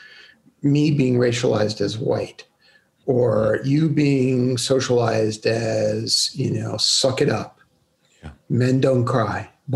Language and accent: English; New York City, New York, United States; I grew up in Brooklyn